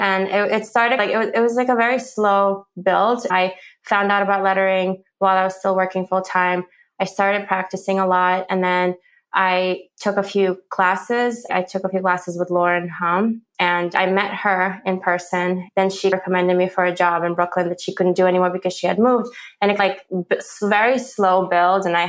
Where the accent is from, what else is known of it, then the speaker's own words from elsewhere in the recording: Ukraine; now in New Jersey, United States; I come from Ukraine